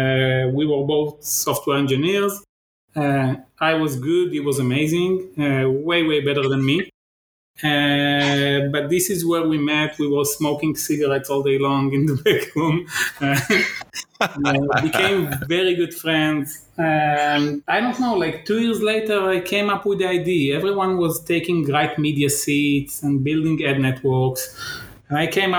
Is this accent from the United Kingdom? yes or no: no; Bat Yam, Tel Aviv District, Israel; From near Tel Aviv. It's a suburb of Tel Aviv. It's called Bat Yam